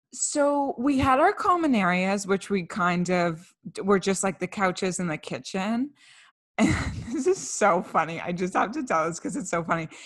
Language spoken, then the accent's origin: English; Canada; We're two Canadian millennials